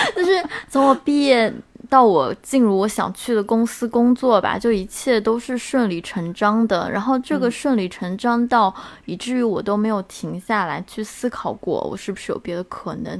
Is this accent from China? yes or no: yes; China; 作为一个中国人吧，我其实对涪陵的印象就仅仅停留在榨菜